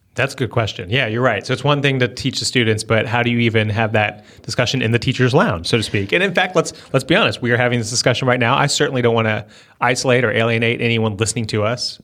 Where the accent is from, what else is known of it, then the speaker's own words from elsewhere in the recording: Northern Virginia, United States; moved away; I grew up in Northern Virginia